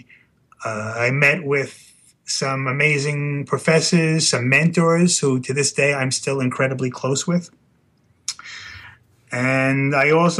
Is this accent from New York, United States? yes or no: yes; New York City, New York, United States; I grew up in Brooklyn, New York